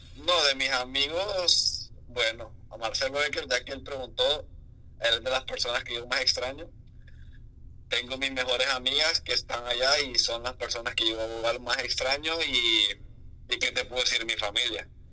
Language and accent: Spanish; San Pedro Sula, Cortés, Honduras; also born or lived in La Lima, Honduras; Yo toda mi vida viví en San Pedro desde que tengo como años y meses, pero no nací en San Pedro, yo nací en Lima.